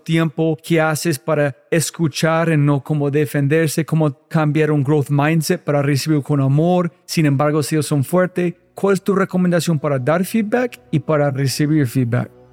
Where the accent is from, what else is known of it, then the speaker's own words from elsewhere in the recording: United States; Spanish is a second language; soy gringo en todo.